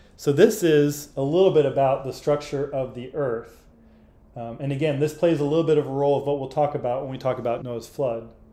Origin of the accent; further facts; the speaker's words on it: Arkansas, United States; I grew up in Arkansas